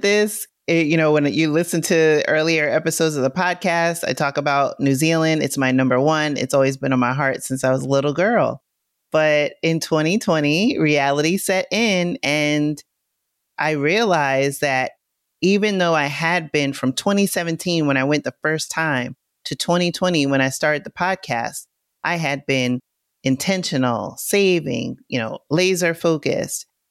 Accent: New York City, New York, United States; I come from New York City. I grew up in the Bronx

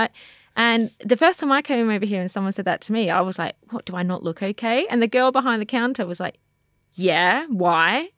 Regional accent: Australia; now in United Kingdom; growing up in Australia

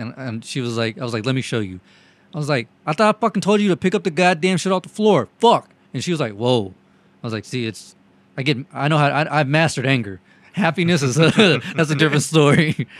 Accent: the South, United States; accent: southern; We're all from the South.

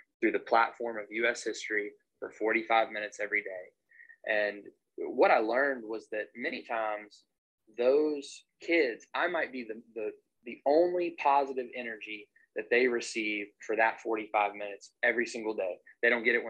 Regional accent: Maryville, Tennessee, United States; moved away as an adult; also born or lived in Clarksville, Tennessee; now in Charleston, United States; I'm from Maryville, Tennessee

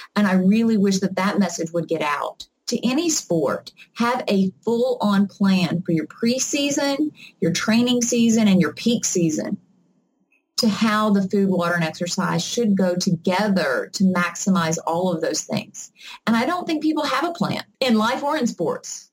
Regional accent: the South, United States; I'm from the South

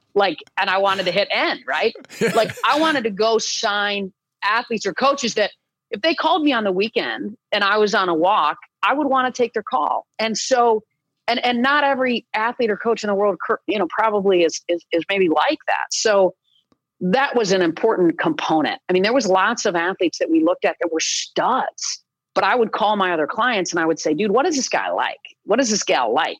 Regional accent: East Lansing, Michigan, United States; I grew up in East Lansing, Michigan

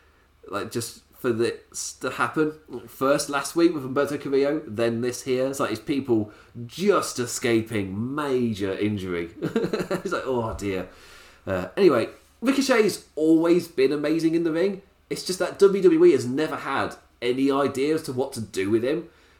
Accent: Ireland; Oh, I'm from Ireland.

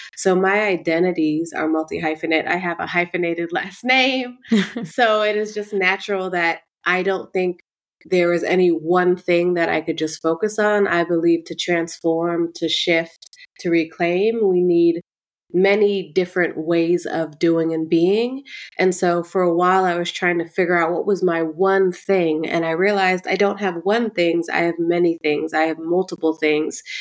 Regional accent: Oakland, California, United States; growing up in the neighborhood that I grew up in Oakland, West Oakland

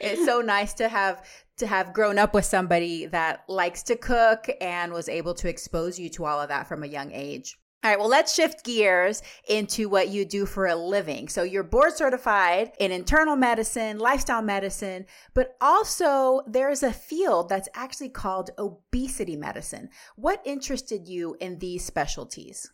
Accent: Texas, United States; now in Washington, United States; I grew up in Texas

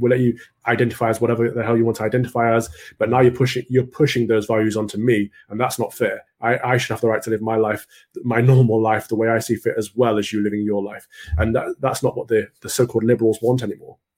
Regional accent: Mansfield, East Midlands, United Kingdom; I grew up in Mansfield, which is a little town in Nottinghamshire

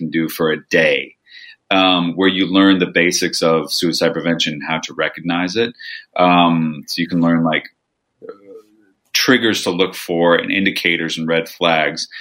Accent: Nebraska, United States; moved away as an adult; also born or lived in Thousand Oaks, California / New York City; now in California, United States; I am from Nebraska, but I went to college in Thousand Oaks, then went abroad, then went to New York

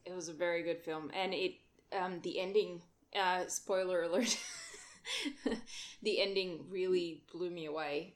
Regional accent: Netherlands; now in Australia; I had never had a blackout before in the Netherlands

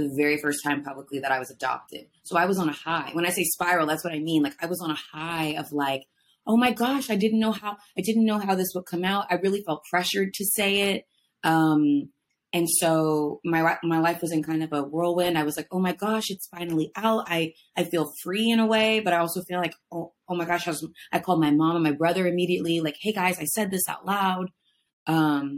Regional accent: Jonesboro, Georgia, United States; moved away; I'm from a town called Jonesboro, and it was a great place to grow up.

